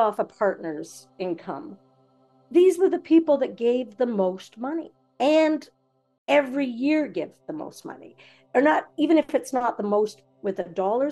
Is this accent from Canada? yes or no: yes; Napanee, Ontario, Canada; I grew up in Napanee